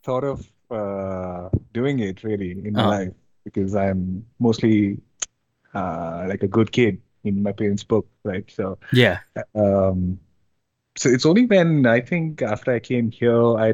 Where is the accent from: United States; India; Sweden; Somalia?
India; moved away as an adult; now in Ontario, Canada; I'm based in Ontario right now, Canada. And I mean, originally I'm from India. I just moved like here in 2019